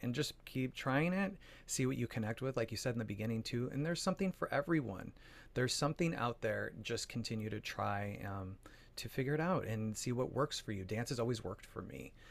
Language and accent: English; Phoenix, Arizona, United States; moved away; also born or lived in New York; I'm originally from Arizona, from Phoenix, Arizona